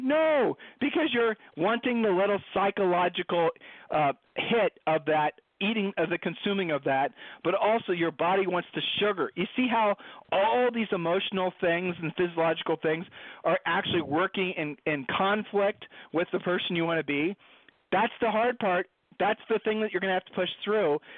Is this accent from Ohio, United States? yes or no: yes; Columbus, Ohio, United States; Julie and I were growing up in Columbus, Ohio